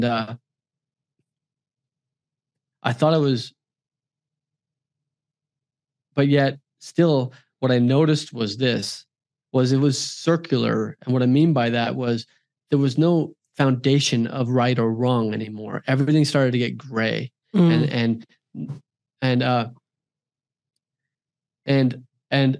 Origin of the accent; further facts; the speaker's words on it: Silicon Valley, California, United States; also born or lived in Hawaii; Silicon Valley, which is where I'm from, where actually I was born in Hawaii, but I spent many years in Silicon Valley with my childhood with my father's company.